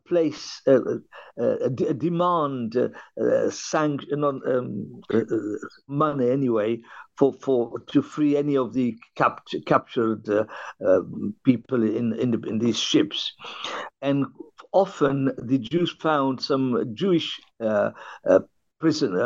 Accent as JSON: {"language": "English", "town": "Benghazi", "region": "Cyrenaica", "country": "Libya", "tie": "born or raised there", "also_born_or_lived": "Tripoli", "moved": "yes", "lives_now": "London, United Kingdom", "said": "I was born in Libya, and the town was Benghazi"}